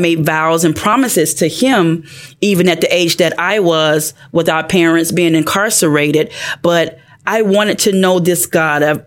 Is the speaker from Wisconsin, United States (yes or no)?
no; Pensacola, Florida, United States; I'm from Pensacola, Florida, a town called Inglewood